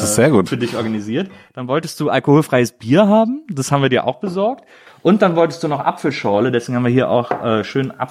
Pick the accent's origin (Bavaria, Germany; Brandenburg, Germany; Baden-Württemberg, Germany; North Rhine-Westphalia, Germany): Brandenburg, Germany; Gröden; now in Berlin, Germany; Äh, Gröden. Ach, Gröden. Gröden, das ist in Südbrandenburg.